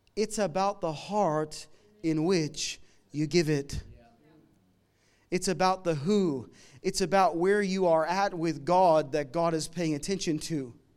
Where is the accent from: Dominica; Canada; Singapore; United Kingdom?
Canada; now in Melbourne, Australia; I'm from Canada. We came here a, a bunch of years ago